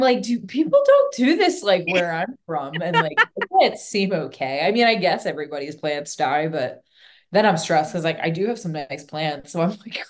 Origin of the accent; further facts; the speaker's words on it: Northeast, United States; moved away as an adult; also born or lived in Philadelphia area; now in St. Augustine, Florida, United States; I'm from the Northeast, so like I know what cold actually is